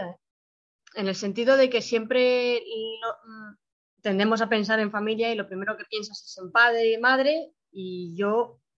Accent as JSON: {"language": "Spanish", "town": "Madrid", "region": "Community of Madrid", "country": "Spain", "tie": "born or raised there", "also_born_or_lived": "Russia", "said": "tengo 20 años, nací en Rusia, soy adoptada de Rusia eh, fui adoptada a los tres años, bueno, casi tres años, dos años y medio en realidad, y soy de familia monoparental. Esto se me suele olvidar decirlo, pero sí, solo tengo madre, no, tengo padre. Mi madre nunca se casó. Y vivo en España, Madrid"}